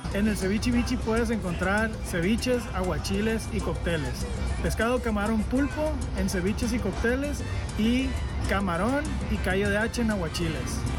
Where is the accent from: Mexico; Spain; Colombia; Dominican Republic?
Mexico; Sinaloa; now in Mexico City, Mexico; yo soy sinaloense, de papás sonorenses.